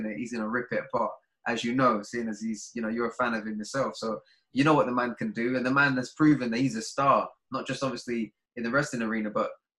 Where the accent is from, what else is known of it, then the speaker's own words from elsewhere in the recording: London, United Kingdom; I'm from Deptford